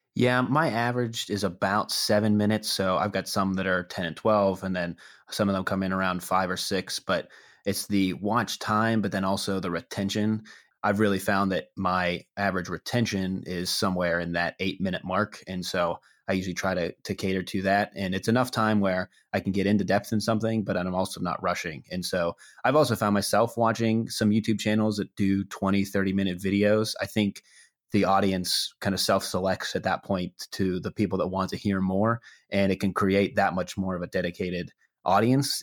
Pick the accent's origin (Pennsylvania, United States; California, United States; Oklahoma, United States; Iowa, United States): Pennsylvania, United States; Pittsburgh; I am from Pittsburgh originally